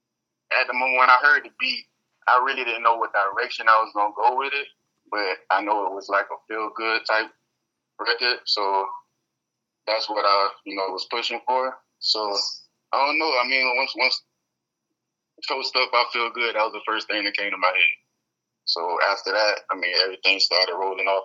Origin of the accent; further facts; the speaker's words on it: Fort Lauderdale, Florida, United States; moved away as an adult; also born or lived in Sunrise, Florida; now in Orlando, United States; I'm from Lauderdale, Florida, specifically Lauderdale, Sunrise area